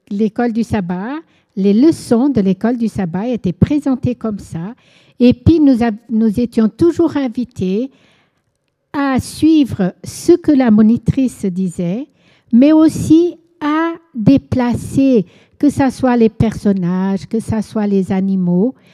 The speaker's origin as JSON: {"language": "French", "country": "Angola", "tie": "born or raised there", "said": "Je suis née en Angola et j'ai vécu 17 ans. Mes parents étaient portugais, c'était une colonie portugaise, l'Angola avant, et nous avons vécu là-bas 17 ans, moi."}